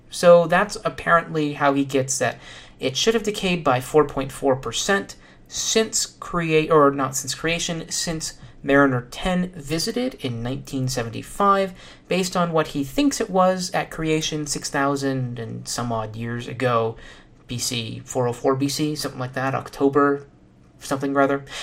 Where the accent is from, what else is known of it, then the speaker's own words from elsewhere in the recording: Texas, United States; accent: southern; I could use my southern accent, but I've been told that it's actually more of a Texas accent and that I do a great disservice, so I shan't do that, at least not now.